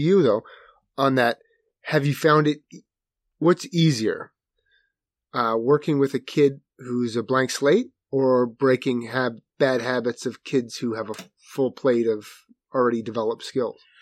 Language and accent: English; Manasquan, New Jersey, United States; Manasquan, which is my hometown in New Jersey.